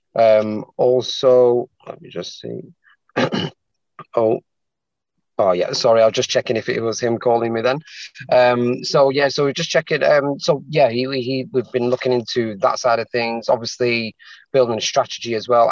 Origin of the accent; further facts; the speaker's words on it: Manchester, North West England, United Kingdom; moved away as an adult; now in London, United Kingdom; born and bred in Manchester, um, but then I've moved down to London just over a year now to be with my partner